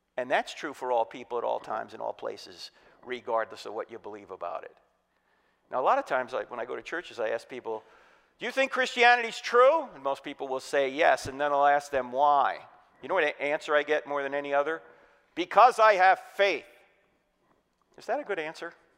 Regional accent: New Jersey, United States; moved away; I'm originally from New Jersey

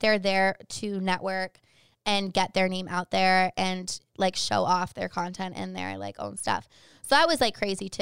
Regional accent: Boston, Massachusetts, United States; I'm from Boston

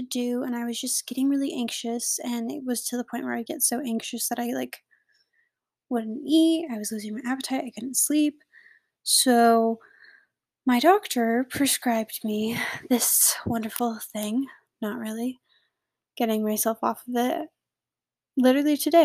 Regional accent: United States; I am American

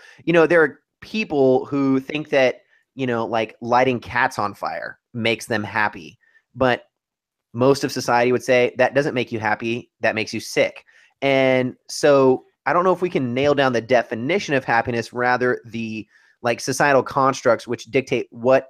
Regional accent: California, United States; moved away; my home state of California

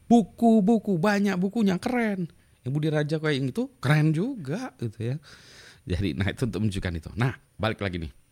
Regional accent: Winnipeg, Manitoba, Canada; Udah pulang ke, ke lagi ke kampung halaman saya Winnipeg ya di Manitoba, Kanada itu mudik gitu

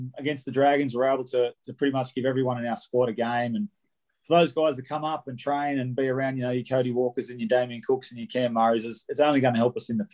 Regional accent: Wollongong, New South Wales, Australia; I'm from Wollongong, born and bred. So I'm from Corrimal originally, but I've moved into town now.

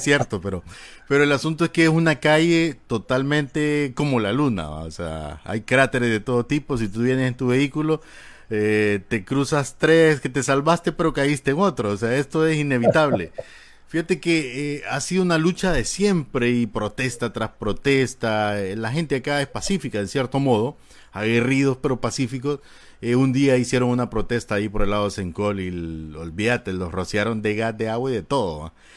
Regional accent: Honduras; así somos malos catrachos

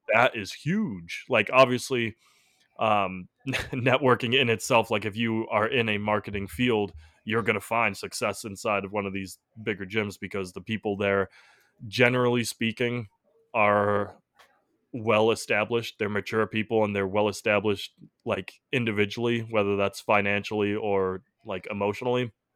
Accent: Massachusetts, United States; we're from the Massachusetts area

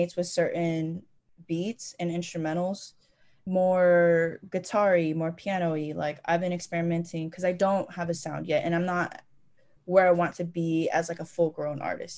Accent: Dallas, Texas, United States; also born or lived in West Coast; we're from Lake Highlands, Dallas

